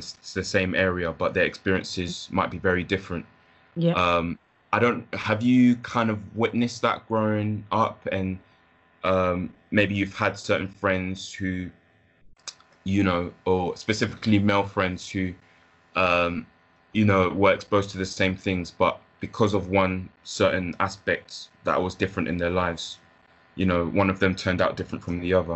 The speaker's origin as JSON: {"language": "English", "region": "London", "country": "United Kingdom", "tie": "born or raised there", "also_born_or_lived": "Leicester / Ghana", "said": "I was born in Leicester, briefly lived in Ghana, and then spent the early part of my childhood just living in like Clapham Park, so kind of near Brixton"}